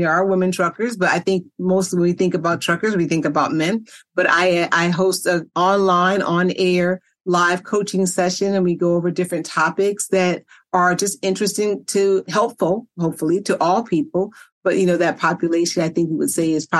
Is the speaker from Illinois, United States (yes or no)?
yes; Chicago, Illinois, United States; I grew up in poverty on the South Side of Chicago.